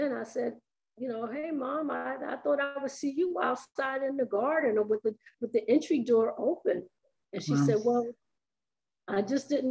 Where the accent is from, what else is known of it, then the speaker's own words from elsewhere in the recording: New York, United States; also born or lived in South Carolina; I was born in August of the year that they were married, and as soon as I was strong enough and healthy, they moved to New York